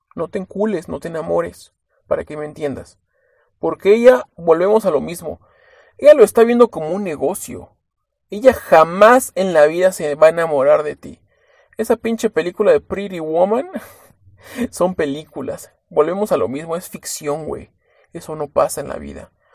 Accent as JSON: {"language": "Spanish", "country": "Mexico", "said": "si somos mexicanos"}